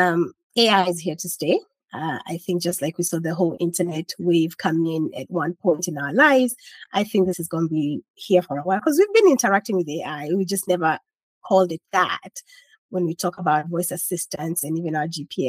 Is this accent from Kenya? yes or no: yes; Kenya; now in United States; I'm Kenyan, so I still eat traditional Kenyan dishes.